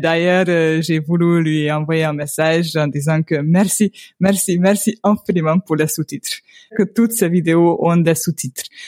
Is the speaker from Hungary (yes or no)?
yes; Hungary; French is a second language; also born or lived in Toulouse, France; je viens de Hongrie. Euh, je viens euh, d'une petite ville dans la partie est de la Hongrie